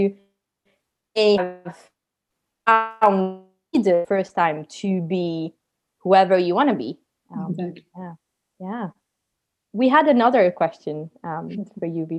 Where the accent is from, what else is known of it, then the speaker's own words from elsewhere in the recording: Paris, Île-de-France, France; accent: French; now in London, United Kingdom; I was born and I grew up in Paris to a very Italian family